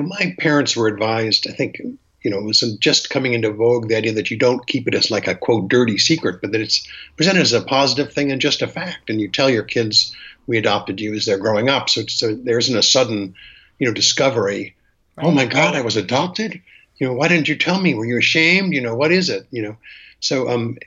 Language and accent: English; Boston, Massachusetts, United States; I'm from call it white family, from Boston